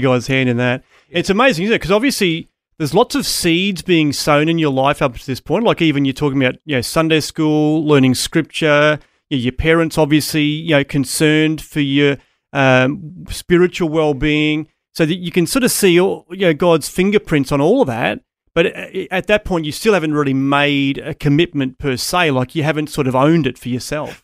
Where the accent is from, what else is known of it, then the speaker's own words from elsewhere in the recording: Townsville, Queensland, Australia; I grew up in Townsville